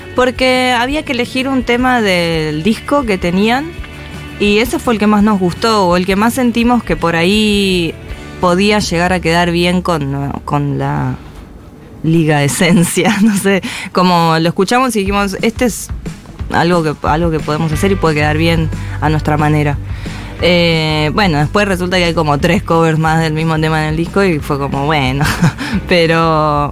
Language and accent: Spanish; Neuquén, Argentina; now in Buenos Aires, Argentina; no he vuelto a Neuquén, me gustaría. Y no sé, yo estoy acá hace un montón de tiempo ya. Eh, desde el 2006